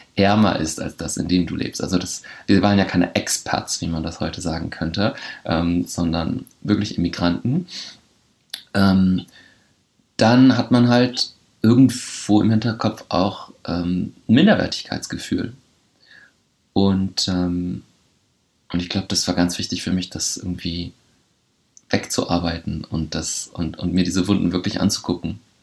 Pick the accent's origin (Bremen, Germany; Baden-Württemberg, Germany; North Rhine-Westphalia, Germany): Bremen, Germany; moved away; ich bin in Horn aufgewachsen, an der Grenze mit Oberneuland